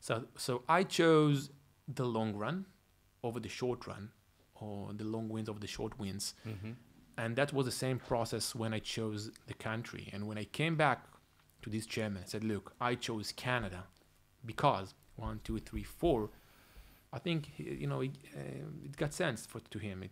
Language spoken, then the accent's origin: English; Israel; English is a second language; I said, hey, I'm coming from Israel. I have that kind of money coming in 2 months.